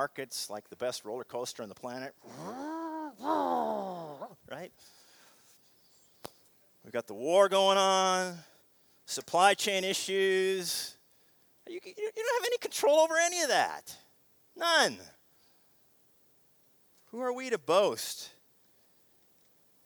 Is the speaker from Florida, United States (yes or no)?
no; Seattle, Washington, United States; Growing up in Seattle